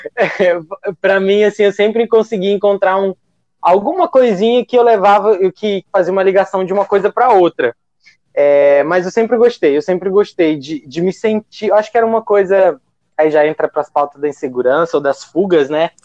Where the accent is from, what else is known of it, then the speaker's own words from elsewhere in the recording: Acre, Brazil; sou acriano